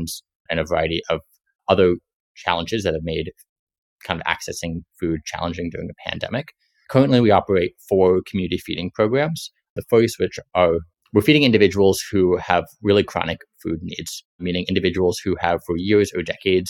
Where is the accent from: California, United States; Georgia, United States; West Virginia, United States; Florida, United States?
California, United States; San Francisco; I grew up in San Francisco